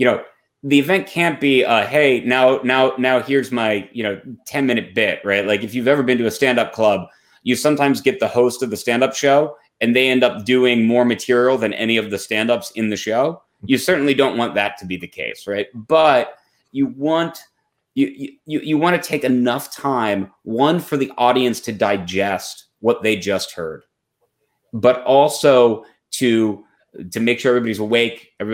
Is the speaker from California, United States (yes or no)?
no; Ohio, United States; moved away; I'm originally from Ohio too